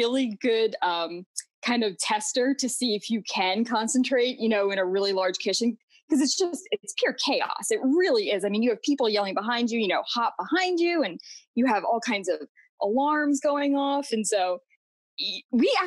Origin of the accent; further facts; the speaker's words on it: Florida, United States; also born or lived in New York; I grew up in Florida